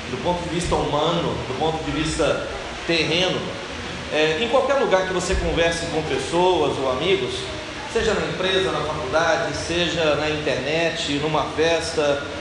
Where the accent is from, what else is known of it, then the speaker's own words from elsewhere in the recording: Minas Gerais, Brazil; moved away as an adult; also born or lived in Belo Horizonte / Espírito Santo; now in Cabo de Santo Agostinho, Brazil; Estou aqui há 4 anos a trabalho. Né? Viemos do Espírito Santo, não somos do Espírito Santo, viemos de Minas Gerais.